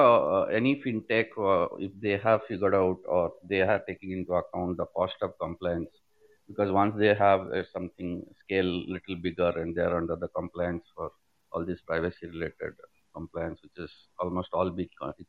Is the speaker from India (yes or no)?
yes; Bangalore, Karnataka, India; I'm from Bangalore